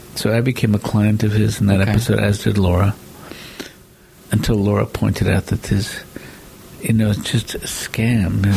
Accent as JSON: {"language": "English", "region": "New York", "country": "United States", "said": "I'm a New Yorker"}